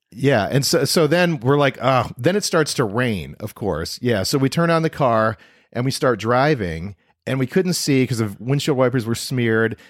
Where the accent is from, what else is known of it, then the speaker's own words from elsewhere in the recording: Toledo, Ohio, United States; I was from Toledo, Ohio.